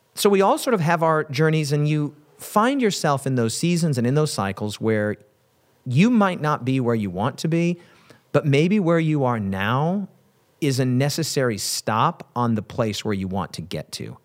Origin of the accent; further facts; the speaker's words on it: Wyoming, United States; my home state of Wyoming